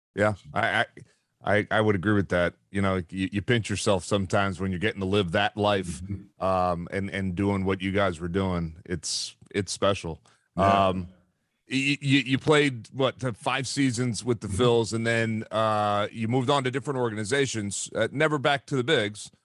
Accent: Philadelphia, Pennsylvania, United States; I grew up in Philadelphia

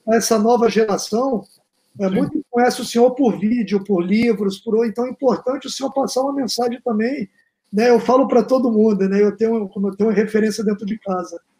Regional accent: Porto Velho, Rondônia, Brazil; Eu sou de Rondônia, com muito orgulho, nascido em Porto Velho, criado, jogando peteca de gude na rua

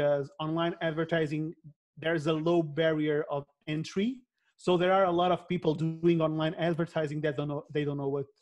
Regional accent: Portugal; I'm from Portugal

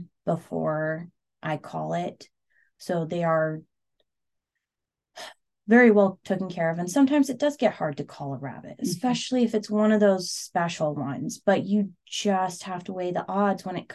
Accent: Seward, Alaska, United States; I grew up in Seward

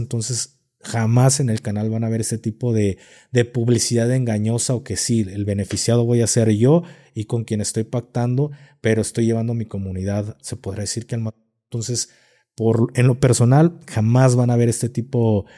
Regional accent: Guadalajara, Jalisco, Mexico; aquí en Guadalajara somos muy creyentes

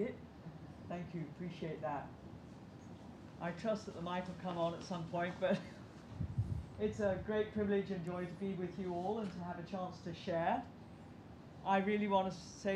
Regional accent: Hong Kong; I grew up here in Hong Kong

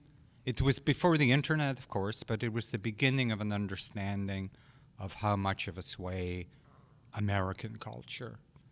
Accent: Glasgow, Scotland, United Kingdom; born there; I was born in Glasgow, Cathcart, Glasgow, in 1963.

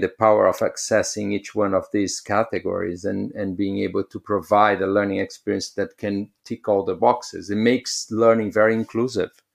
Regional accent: São Paulo, Brazil; moved away; I come from Brazil, so I used to live in São Paulo

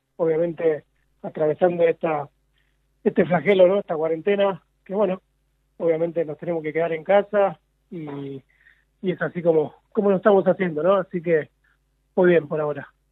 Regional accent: San Pedro, Buenos Aires Province, Argentina; yo nací acá en San Pedro, provincia de Buenos Aires, nací ciego

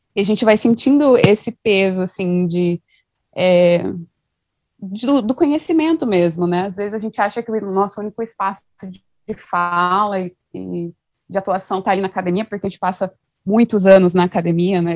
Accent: Mato Grosso do Sul, Brazil; sou do Mato Grosso do Sul, então um pouco distante.

